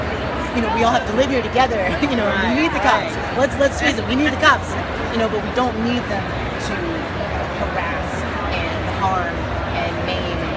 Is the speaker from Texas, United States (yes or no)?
no; New York City, New York, United States; moved away as an adult; now in Atlanta, United States; I live here in Atlanta now, but originally, I'm from New York City